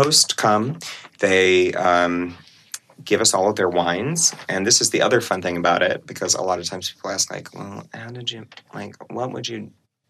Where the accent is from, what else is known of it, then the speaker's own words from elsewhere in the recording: South Carolina, United States; I'm from South Carolina